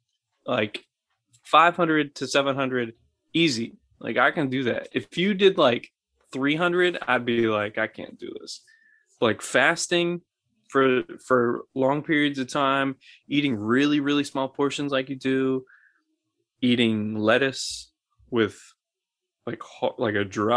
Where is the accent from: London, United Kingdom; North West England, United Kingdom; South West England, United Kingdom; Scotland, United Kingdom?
Scotland, United Kingdom; But I'm Scottish, so I'm allowed to.